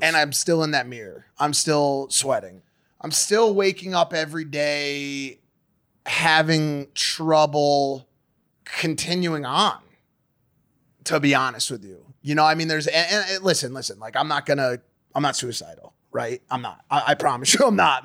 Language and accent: English; United States; I was born not in New York City, but close enough